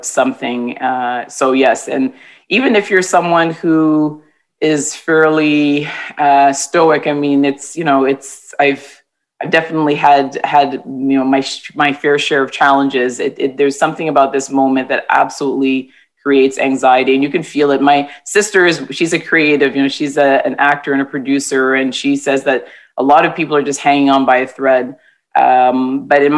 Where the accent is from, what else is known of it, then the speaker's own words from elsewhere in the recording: Toronto, Ontario, Canada; I was born and raised in Toronto, T-Dot, I guess people call it now, or the Six, and my family comes from the Caribbean